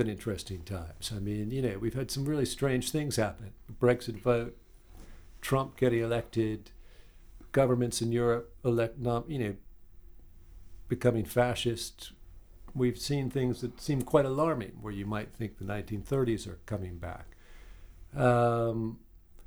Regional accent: New York City, New York, United States; moved away as an adult; now in London, United Kingdom; I grew up in New York City, and I used to go back to New York from the UK

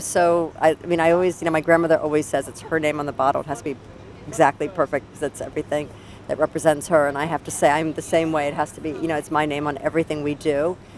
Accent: United States; I am American

